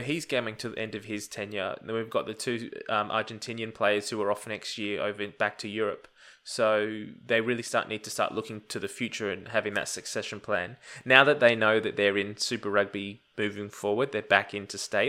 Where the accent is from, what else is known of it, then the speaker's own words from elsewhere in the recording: Australia; as an Australian fan